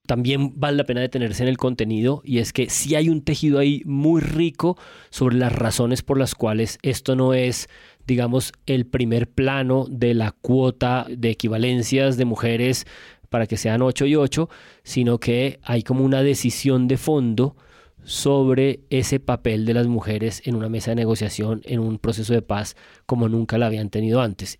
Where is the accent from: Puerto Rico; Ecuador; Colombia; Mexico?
Colombia; Me hace sentir como completamente colombiano